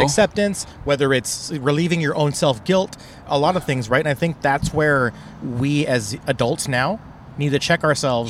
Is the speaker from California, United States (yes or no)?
yes; San Diego, California, United States; I grew up in San Diego, which is a huge military town.